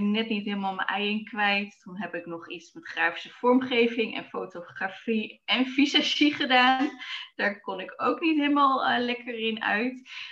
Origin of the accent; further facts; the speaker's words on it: Zwolle, Overijssel, Netherlands; Ik ehm, ben geboren in Zwolle. En eh, daar ben ik opgegroeid samen met mijn broers en ouders.